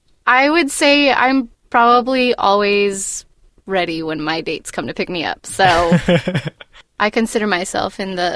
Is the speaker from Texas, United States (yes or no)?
yes; Texas, United States; Are you saying it because you found out we're from Texas?